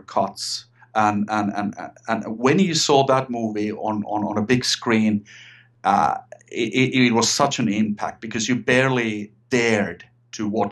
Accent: Finland; also born or lived in Sweden; I'm Finnish. I'm from Finland, Scandinavia, and I still live here in Finland

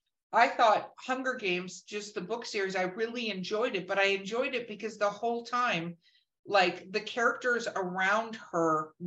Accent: Minnesota, United States; moved away; I'm from Minnesota.

